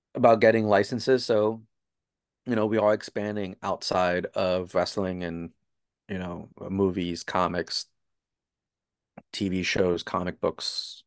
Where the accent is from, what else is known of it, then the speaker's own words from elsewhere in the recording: New Jersey, United States; I'm from New Jersey